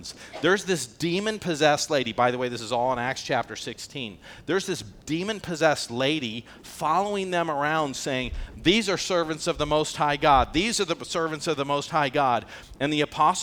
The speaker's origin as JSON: {"language": "English", "country": "United States", "said": "I'm an American."}